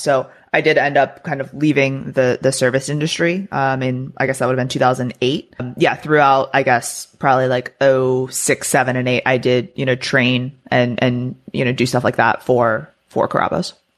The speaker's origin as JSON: {"language": "English", "region": "Maryland", "country": "United States", "tie": "born or raised there", "also_born_or_lived": "Florida", "moved": "as an adult", "lives_now": "Texas, United States", "said": "I am not a Florida native. Um, I grew up in Maryland, so I lived there for the first, you know, portion of my life through high school."}